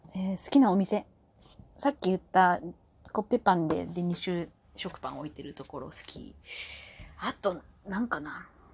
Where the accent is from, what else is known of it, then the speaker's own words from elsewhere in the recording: Kyushu, Japan; moved away; also born or lived in Fukuoka; 九州生まれだけど